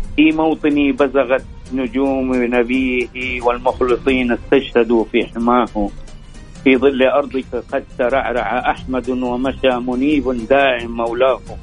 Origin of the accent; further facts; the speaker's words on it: Saudi Arabia; وفرحتنا به كسعوديين